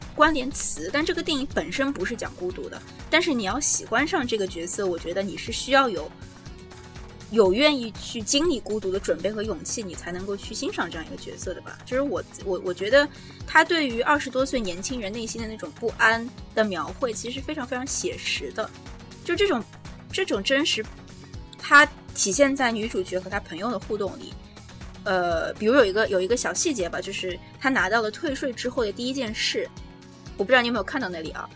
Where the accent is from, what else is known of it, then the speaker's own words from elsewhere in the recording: China; now in New York, United States; 我们中国人